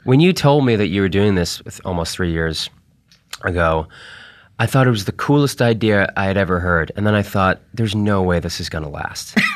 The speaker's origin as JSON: {"language": "English", "town": "Boston", "region": "Massachusetts", "country": "United States", "said": "I'm from Boston"}